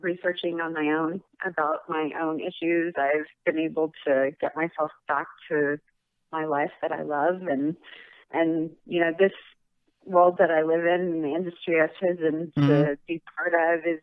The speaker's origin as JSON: {"language": "English", "town": "Houston", "region": "Texas", "country": "United States", "tie": "born or raised there", "also_born_or_lived": "Austin / New Hampshire", "said": "I was born in Austin, but yeah, I'm a Texas girl all the way"}